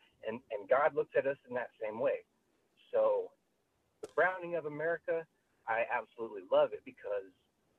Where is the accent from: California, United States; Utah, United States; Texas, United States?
Utah, United States; moved away as an adult; now in Fort Washington, United States; I'm a white male. I was born and raised in Utah, predominantly white.